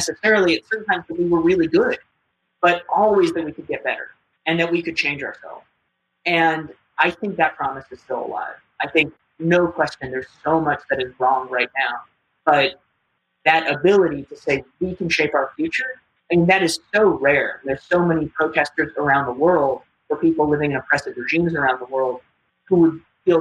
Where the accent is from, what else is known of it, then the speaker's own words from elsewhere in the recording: New York City, New York, United States; I was born on the Upper West Side of Manhattan. So like any good Upper West Sider